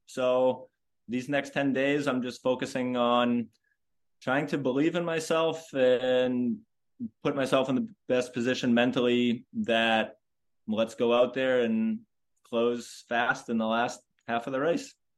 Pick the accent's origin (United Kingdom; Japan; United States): United States; Boston, Massachusetts; I am from Boston